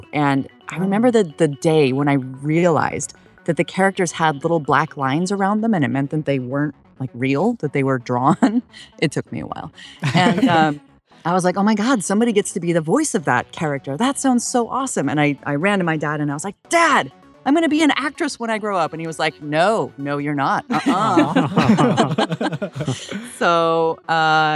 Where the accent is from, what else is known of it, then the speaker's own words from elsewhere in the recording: Idaho, United States; now in Los Angeles, United States; I grew up in Idaho, and so we used to spend every weekend outdoors